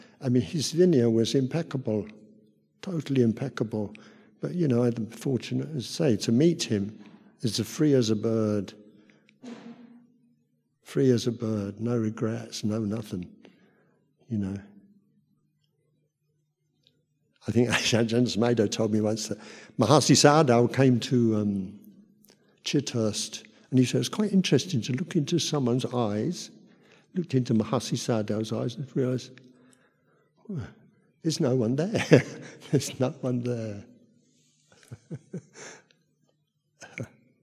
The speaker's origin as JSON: {"language": "English", "town": "Luton", "region": "East of England", "country": "United Kingdom", "also_born_or_lived": "Thailand", "moved": "as an adult", "said": "I'm from Luton"}